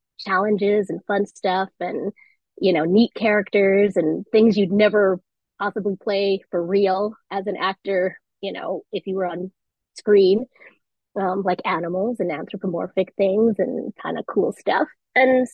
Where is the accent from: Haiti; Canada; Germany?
Canada; Vancouver, British Columbia; moved away as an adult; also born or lived in New York; I came home because Vancouver's my hometown